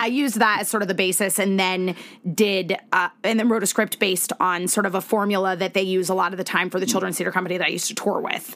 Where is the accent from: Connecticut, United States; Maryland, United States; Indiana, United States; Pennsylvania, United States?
Connecticut, United States; moved away as an adult; also born or lived in Virginia; I was uh, born and raised in Connecticut